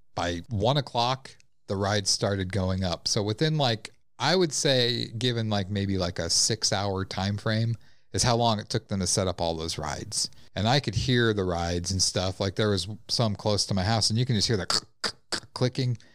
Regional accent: La Vista, Nebraska, United States; I grew up in La Vista. We had La Vista days

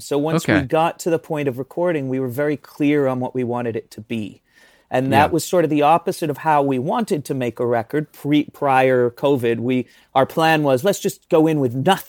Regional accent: the north of England, United Kingdom; I am an English person, but I grew up in the north

